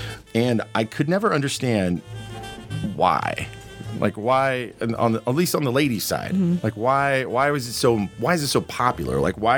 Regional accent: Kansas, United States; I grew up in Pika, Kansas.

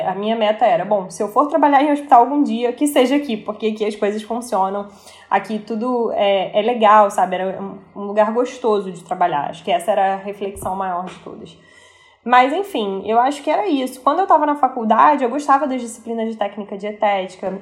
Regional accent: Rio de Janeiro, Brazil; aquelas coisas que a gente gosta enquanto carioca

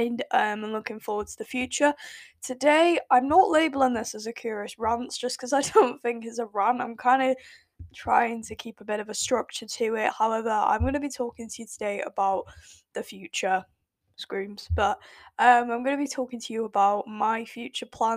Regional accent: United Kingdom; accent: British; my lovely British accent. I won't really say it's a British accent

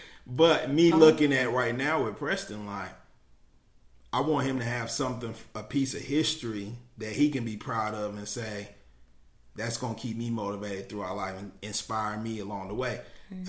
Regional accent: Germany; also born or lived in Kansas, United States; I'm a military brat, so I grew up in Germany all over, you know, and the last stop was Kansas.

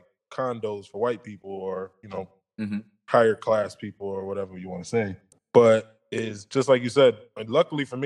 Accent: New York City, New York, United States; I actually grew up in that environment that you're talking about, because I'm from Queens

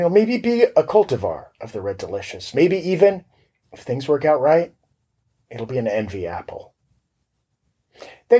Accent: Florida, United States; I'm from Florida

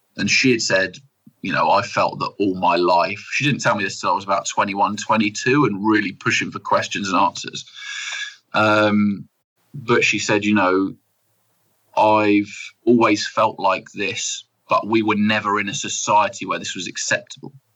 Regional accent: United Kingdom; I'm proper British

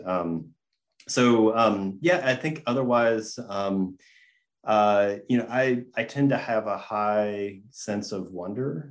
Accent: Gainesville, Georgia, United States; I grew up in Gainesville, Georgia, and the 1996 Olympics uh, venue for flatwater kayaking was about 15 minutes from my home

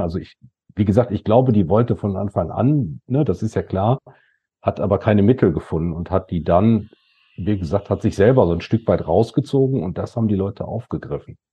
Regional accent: Datteln, North Rhine-Westphalia, Germany; wenn du hier in der Siedlung, ich komme ja aus Datteln, groß geworden bist

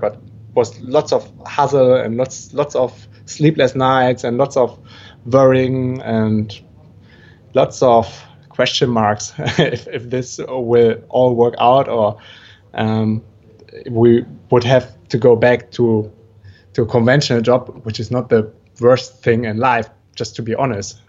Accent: Germany; moved away as an adult; also born or lived in Brazil; originally I'm from Germany

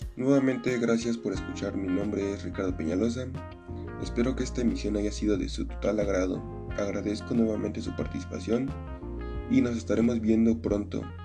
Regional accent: Acambay?, State of Mexico, Mexico; Nací en Acracomulco, Estado de México

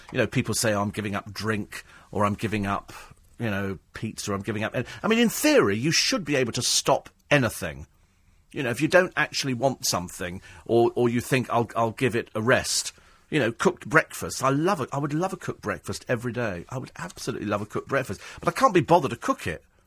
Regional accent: United Kingdom; I'm fiercely proud of being British. I couldn't live anywhere else

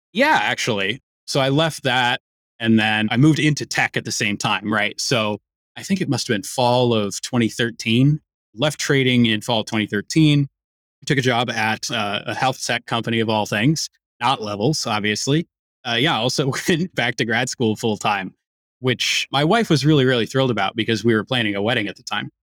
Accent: Chicago, Illinois, United States; I'm a Chicagoan.

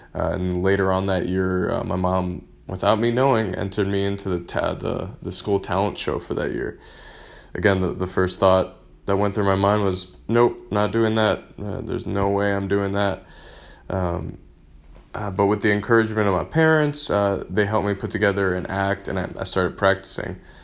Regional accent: Michigan, United States; I grew up in Michigan

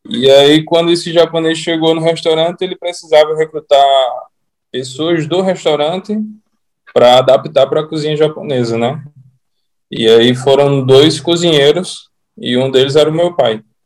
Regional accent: Natal, Rio Grande do Norte, Brazil; Eu sou natural de Natal.

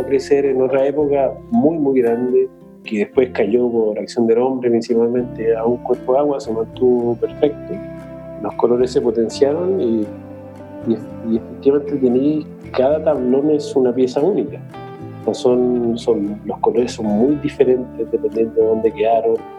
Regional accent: Santiago, Santiago Metropolitan Region, Chile; yo soy de Santiago

